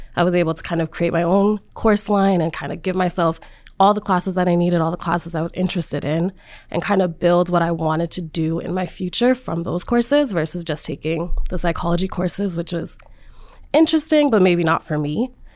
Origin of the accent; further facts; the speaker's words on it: Rhode Island, United States; I'm from Rhode Island and I've come to Providence so many times